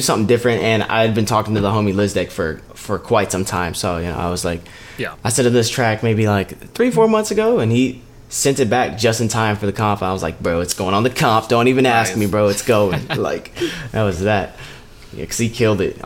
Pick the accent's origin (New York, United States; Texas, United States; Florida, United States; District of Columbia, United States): Texas, United States; Dallas; I'm from Dallas, Texas, 24